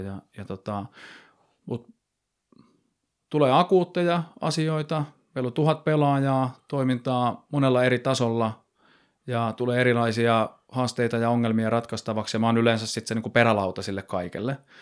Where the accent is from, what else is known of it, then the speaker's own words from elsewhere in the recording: Nokia, Pirkanmaa, Finland; Mä oon kiekkoiluni pelannut tuolla Nokialla, että mä oon sieltä lähtöisin